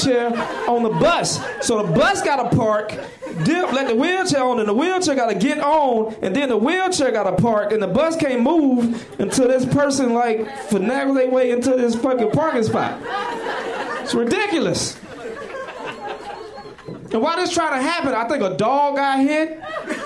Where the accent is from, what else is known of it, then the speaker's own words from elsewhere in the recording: the South, United States; moved away; I'm from the South, and you know our relationship with animals sometimes, especially being black